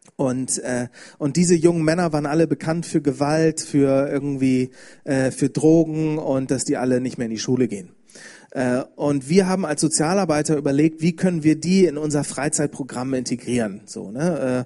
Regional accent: Bremen, Germany; ich bin aus Bremen, habe ich schon gesagt, ich bin in einer christlichen Familie aufgewachsen

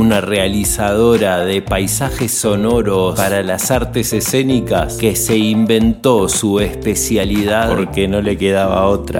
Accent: western Greater Buenos Aires, Buenos Aires Province, Argentina; el conurbano oeste? Pasa que de ahí vengo

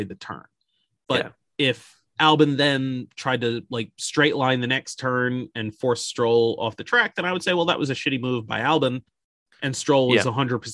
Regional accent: United States; me being American

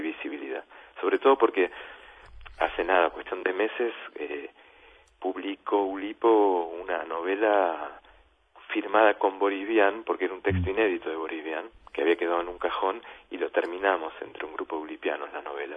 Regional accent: Buenos Aires, Argentina; moved away as an adult; now in France; soy argentino, yo me siento argentino, nací en Buenos Aires, me, me crié allá

